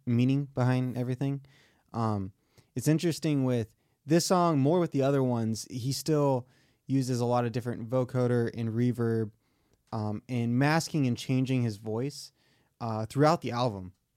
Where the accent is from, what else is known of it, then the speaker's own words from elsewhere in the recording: Michigan, United States; accent: southern; moved away; I grew up in Michigan, so snow days were super exciting